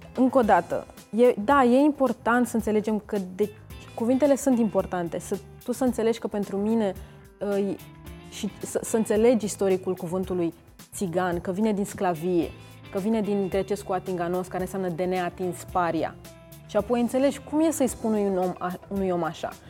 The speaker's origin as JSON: {"language": "Romanian", "country": "Romania", "tie": "born or raised there", "said": "eu am uh, am crescut în țara asta"}